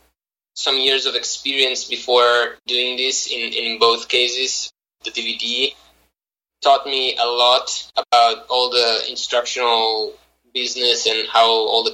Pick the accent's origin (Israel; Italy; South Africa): Italy; Milan, Lombardy; moved away as an adult; now in United States; I was born and raised in Milan, Italy